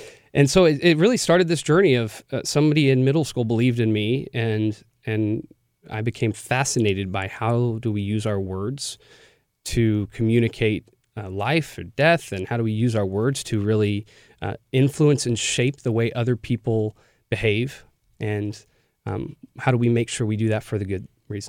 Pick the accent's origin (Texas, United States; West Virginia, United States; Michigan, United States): Texas, United States; a suburb of Dallas; moved away; I grew up in a suburb of Dallas. I was sure I was never going to go back